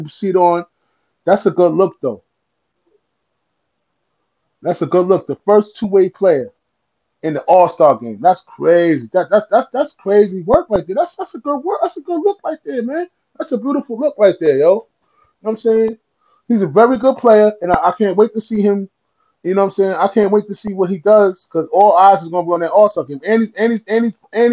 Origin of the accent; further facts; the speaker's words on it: Ossining, New York, United States; I'm from Westchester County, Ossining, New York, Sing Sing Prison